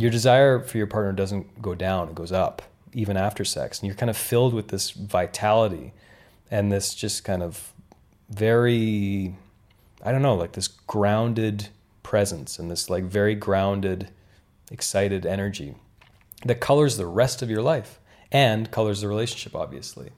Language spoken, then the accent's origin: English; Canada; moved away; I grew up in Canada